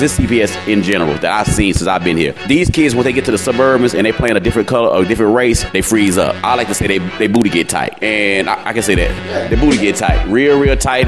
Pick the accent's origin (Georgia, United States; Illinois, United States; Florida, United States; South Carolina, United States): South Carolina, United States; now in Chicago, United States; I'm originally from South Carolina area